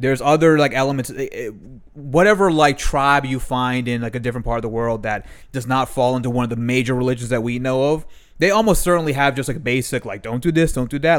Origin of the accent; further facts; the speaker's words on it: Maryland, United States; I then went to Maryland when I was four years old, four or five years o-, years old.